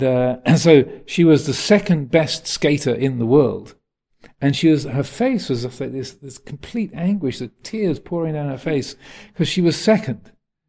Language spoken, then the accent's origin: English; United Kingdom; accent: English; I do have an American passport as well, so I'm partly American. My accent isn't 100% English anymore.